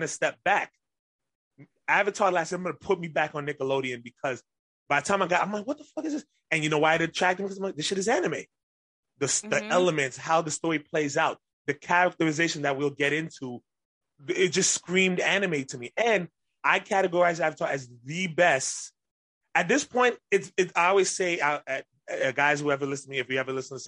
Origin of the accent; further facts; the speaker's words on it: Grenada; my family's West Indian, so, and I'm from Grenada